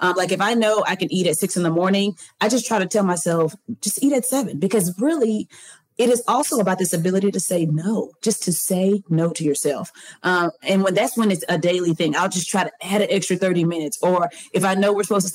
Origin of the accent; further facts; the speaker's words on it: the South, United States; I'm from the South.